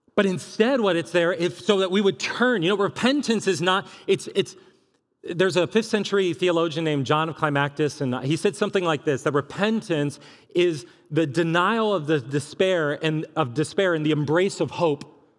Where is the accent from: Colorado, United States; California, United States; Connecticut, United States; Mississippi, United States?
California, United States; moved away as an adult; now in Columbia, Missouri, United States; I was from California